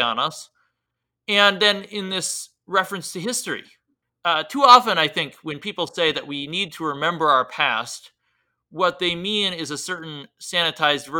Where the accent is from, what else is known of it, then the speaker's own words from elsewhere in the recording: United States; As an American